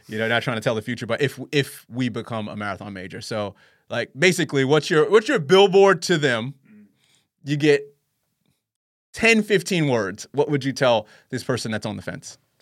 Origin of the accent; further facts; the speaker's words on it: New York, United States; moved away as an adult; now in Sydney, Australia; as a New Yorker. I lived there for twelve years, born and raised